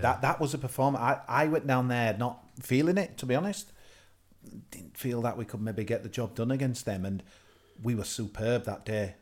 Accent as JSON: {"language": "English", "town": "Liversedge", "region": "Yorkshire and the Humber", "country": "United Kingdom", "tie": "born or raised there", "said": "when I lived growing up in Eckenwijk, Liversedge, Millbridge"}